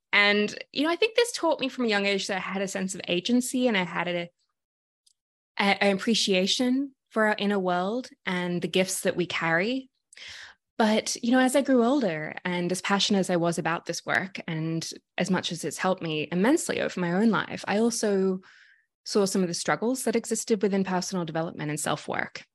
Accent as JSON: {"language": "English", "town": "Sydney", "region": "New South Wales", "country": "Australia", "moved": "yes", "lives_now": "Toronto, Canada", "said": "if you can hear my accent, I'm originally from Sydney, Australia"}